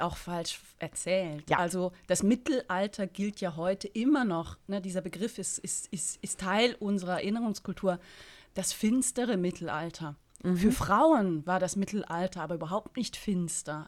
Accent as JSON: {"language": "German", "region": "Berlin", "country": "Germany", "said": "als Berlinerin"}